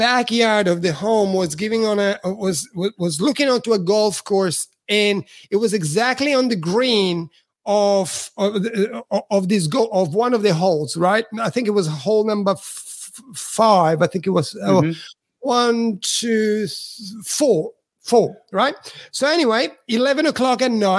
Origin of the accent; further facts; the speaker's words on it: Switzerland; English is a second language; also born or lived in Italy; now in Australia; I'm Italian, but I grew up in Switzerland because my parents migrated after the war to Switzerland